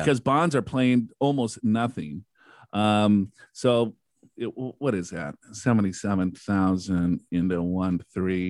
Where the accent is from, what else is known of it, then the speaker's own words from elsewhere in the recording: Minnesota, United States; I am from Minnesota